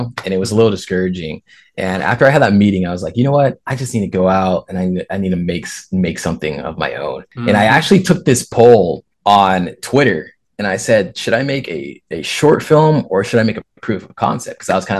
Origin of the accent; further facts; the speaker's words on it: West Coast, United States; like I'm from the West Coast.